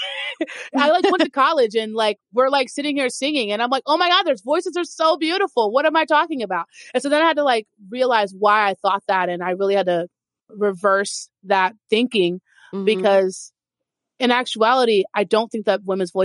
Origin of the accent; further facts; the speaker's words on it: Texas, United States; also born or lived in Dallas-Fort Worth / Austin; I grew up in Texas.